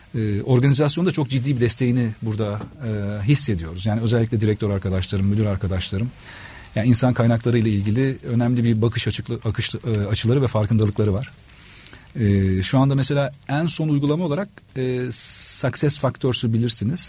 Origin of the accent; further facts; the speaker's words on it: Adana, Turkey; moved away as an adult; also born or lived in Istanbul; Adanalıyım aslen ve Adana'da e, çalışmaya başladım.